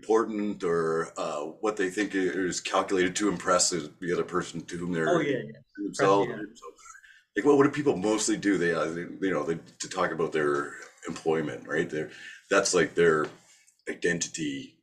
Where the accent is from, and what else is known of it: Toronto, Ontario, Canada; born or raised there; also born or lived in Thornhill, Ontario / Mississauga, Ontario